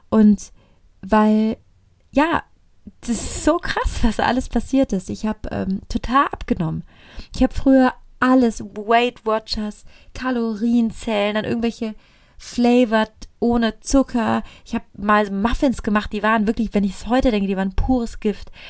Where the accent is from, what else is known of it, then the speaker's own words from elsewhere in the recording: Italy; ich komme aus Italien, ich liebe es zu essen.